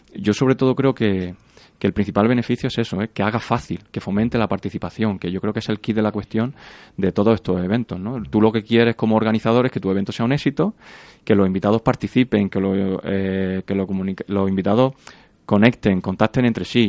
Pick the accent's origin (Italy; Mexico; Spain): Spain; Granada, Andalusia; moved away as an adult; now in Madrid, Spain; terminé la carrera, me vine para Madrid, yo soy de Granada